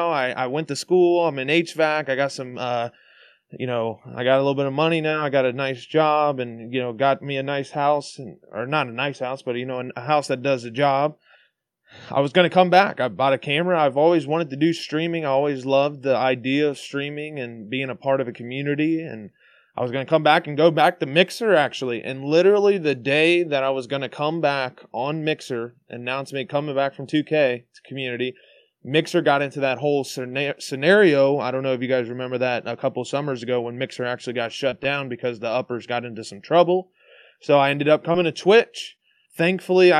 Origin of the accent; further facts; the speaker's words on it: Cincinnati, Ohio, United States; I'm from Cincinnati, Ohio